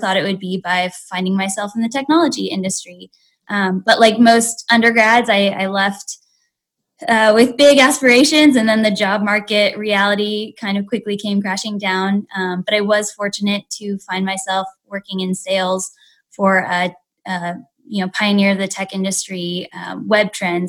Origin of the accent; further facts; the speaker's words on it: West Coast, United States; moved away as an adult; also born or lived in Alabama / Washington, D.C.; I am born and raised on the West Coast